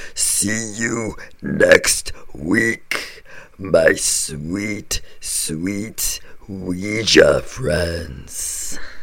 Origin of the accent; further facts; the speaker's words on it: Colorado, United States; moved away; Colorado's my home state. I go I live there part time.